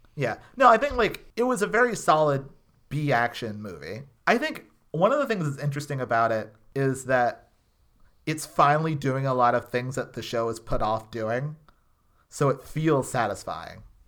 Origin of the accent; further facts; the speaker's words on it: Texas, United States; I grew up in Texas